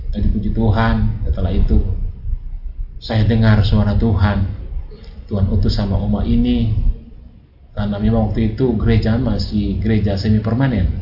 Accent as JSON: {"language": "Indonesian", "country": "Indonesia", "tie": "born or raised there", "moved": "yes", "said": "di kampung saya di Binanga"}